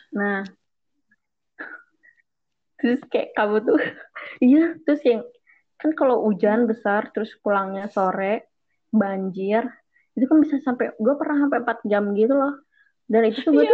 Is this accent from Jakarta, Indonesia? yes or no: no; Bandung, West Java, Indonesia; moved away as an adult; also born or lived in Makassar; gue dari Bandung